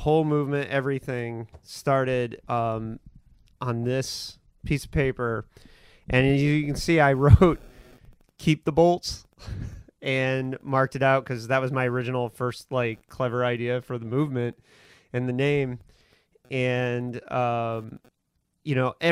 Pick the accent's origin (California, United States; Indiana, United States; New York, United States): Indiana, United States; moved away as an adult; also born or lived in Portland; now in San Diego, United States; I grew up in Indiana.